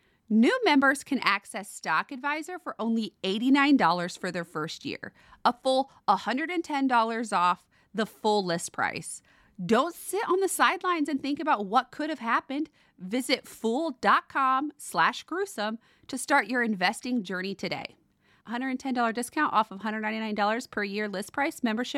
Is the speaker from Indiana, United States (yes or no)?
yes; Indiana, United States; because I moved to Blackford in 2004 from Marion, Indiana, and it's like triple the size, at least, of what Blackford, the whole county is. So to me, it's still that little safe town that I grew up in.